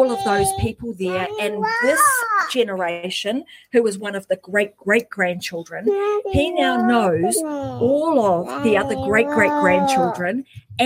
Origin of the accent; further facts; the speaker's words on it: New Zealand; now in Queensland, Australia; I am originally from New Zealand